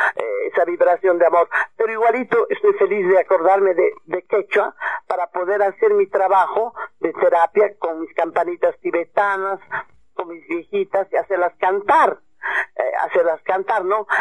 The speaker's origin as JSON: {"language": "Spanish", "region": "Cochabamba", "country": "Bolivia", "tie": "born or raised there", "also_born_or_lived": "Morocco / Europe / Australia", "moved": "as an adult", "said": "aquí ahora estoy en mi tierra natal, en mis raíces"}